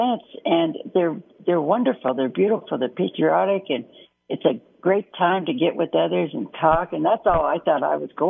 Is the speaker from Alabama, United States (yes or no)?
no; Boise, Idaho, United States; I'm from Boise and the events here are little